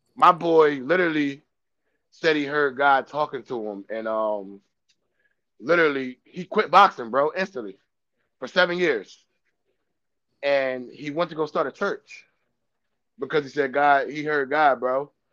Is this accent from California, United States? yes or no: no; Dover, Delaware, United States; I'm from Dover, born and raised